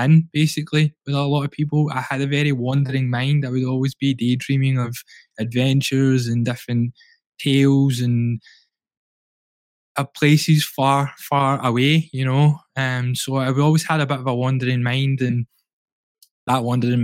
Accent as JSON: {"language": "English", "town": "Glasgow", "region": "Scotland", "country": "United Kingdom", "tie": "born or raised there", "said": "I grew up in the East End of Glasgow"}